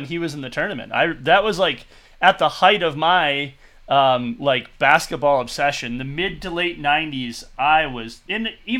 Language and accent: English; Michigan, United States; moved away; also born or lived in Minnesota; I'm originally from Michigan